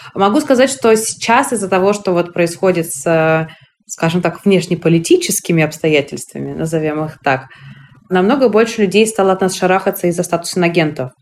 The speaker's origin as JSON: {"language": "Russian", "region": "Moscow", "country": "Russia", "tie": "born or raised there", "said": "я родилась в Москве, прожив там всю свою жизнь"}